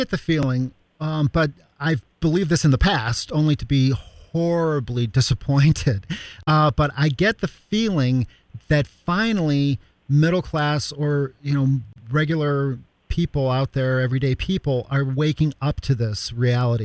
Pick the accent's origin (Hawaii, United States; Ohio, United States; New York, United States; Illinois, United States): Illinois, United States; Chicago; I'm from Chicago, I actually grew up on the south side of Chicago